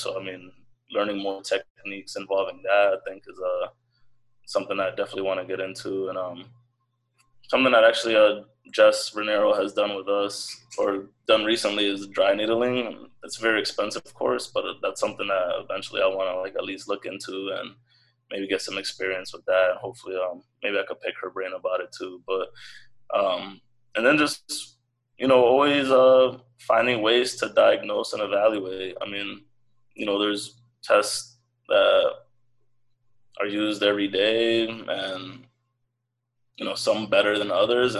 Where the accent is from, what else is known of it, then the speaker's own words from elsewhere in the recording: Connecticut, United States; I'm from Connecticut